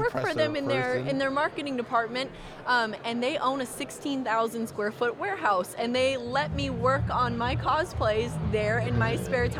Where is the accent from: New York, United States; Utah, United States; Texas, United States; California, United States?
California, United States; Vacaville; So I'm from Vacaville, which is about 3 hours away from here.